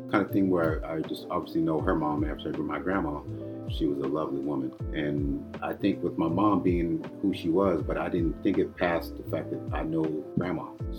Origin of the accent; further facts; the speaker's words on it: Fairfield, California, United States; now in Canada; I'm an Air Force kid. So my dad was an airplane mechanic. So I was born at the base, and then we kind of went from there, from the base, and then we got to the general area, which was Fairfield, California.